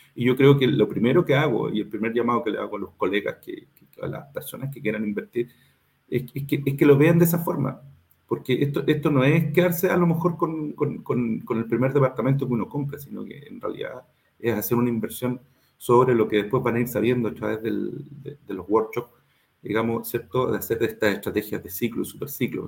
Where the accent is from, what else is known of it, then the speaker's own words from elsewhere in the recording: Concepción, Biobío, Chile; yo soy de Concepción